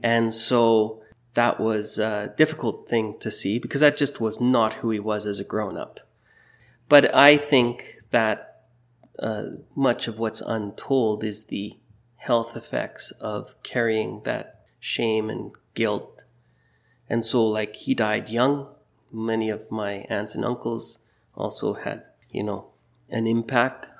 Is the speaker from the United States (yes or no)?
no; Burnaby, British Columbia, Canada; moved away as an adult; also born or lived in Toronto / Europe; now in Maple Ridge, Canada; I grew up in Burnaby, born in raised in Burnaby